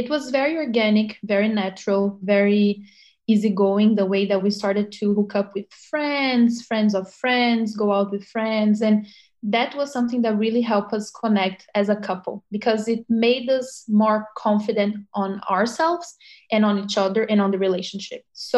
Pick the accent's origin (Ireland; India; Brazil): Brazil; moved away as an adult; also born or lived in Brasília / São Paulo; now in New York, United States; I'm from Brazil. I was born in Brasília, which is the capital, but I lived in São Paulo for a long, long time before I came to New York.